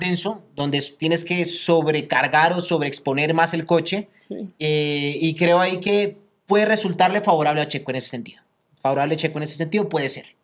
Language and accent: Spanish; Colombia; yo como colombiano